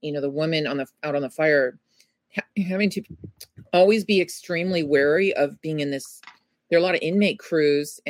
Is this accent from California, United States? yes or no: yes; San Bernardino, California, United States; also born or lived in Rialto; I was born in San Bernardino